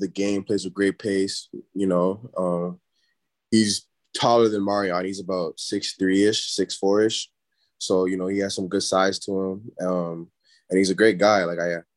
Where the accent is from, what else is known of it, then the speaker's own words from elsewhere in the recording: Brampton, Ontario, Canada; moved away as an adult; also born or lived in Toronto; now in Toledo, United States; I'm from Brampton, but, you know, Brampton's close to Toronto.